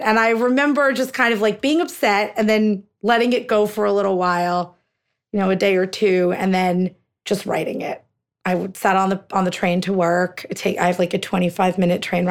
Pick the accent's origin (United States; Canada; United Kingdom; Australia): United States; we're American. We're Indian-Americans